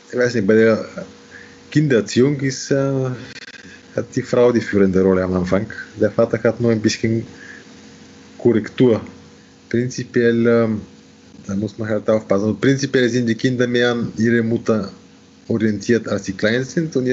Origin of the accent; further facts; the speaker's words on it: Austria; und natürlich als Österreicher ist man äh, an etwas gewöhnt.